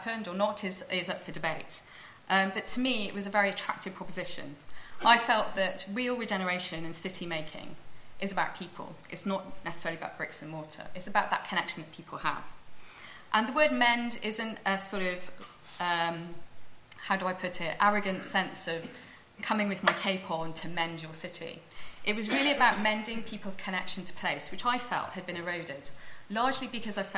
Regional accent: Cardiff, Wales, United Kingdom; moved away as an adult; I grew up in Cardiff, as a great city

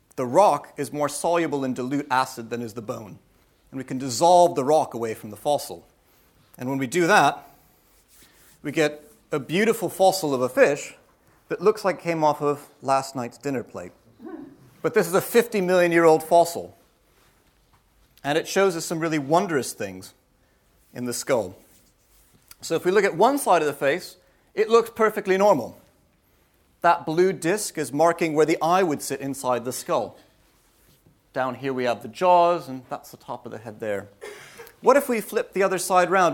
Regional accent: United States; moved away; I'm American.

